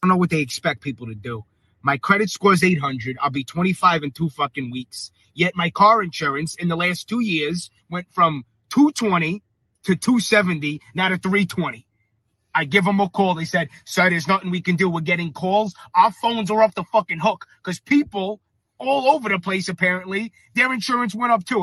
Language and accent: English; New York, United States; moved away; I'm originally a New Yorker